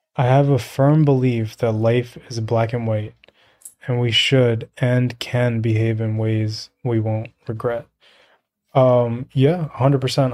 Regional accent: New York, United States; I grew up in the projects. I grew up in New York

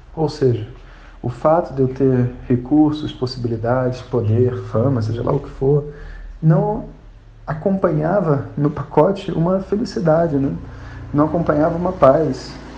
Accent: Rio de Janeiro, Brazil; eu sou carioca

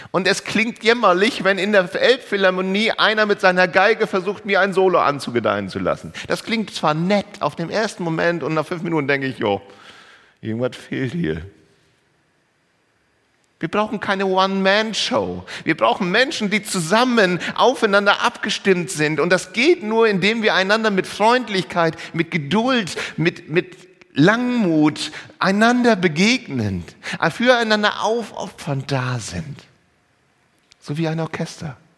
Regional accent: Lower Saxony, Germany; Ja, als Ostfriese ist man Hamburg jetzt nicht unbedingt so nah.

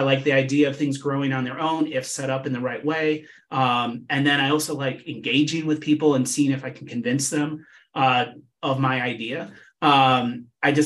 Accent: Ann Arbor, Michigan, United States; moved away as an adult; But I was born and raised in Michigan, in Southeast Michigan. And I live in Ann Arbor, Michigan, where the University of Michigan is. And I grew up here

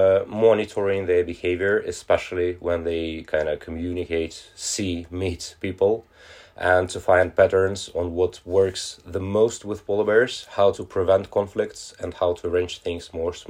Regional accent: Moscow, Russia; English is a second language; now in Svalbard, Norway; So I'm originally from Moscow, Russia, but I came to Svalbard in December 2015. First working in the Russian settlements

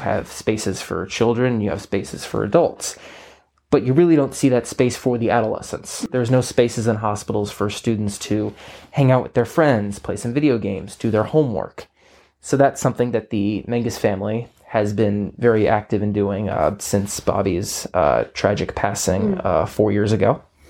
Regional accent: Garden City, United States; I think I've had so many great opportunities, living here, going through the great sports programs, starting when I was like 5 through like Little League and Centennial Soccer

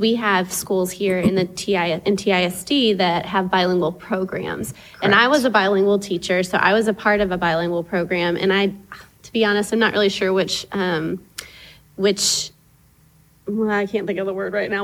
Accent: Tyler, Texas, United States; moved away as an adult; also born or lived in Dominican Republic; I grew up here in Tyler

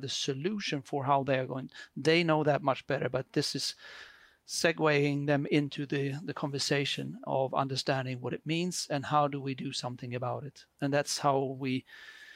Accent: Sweden; I come from, as you can hear in my very beautiful accent, I'm from Sweden

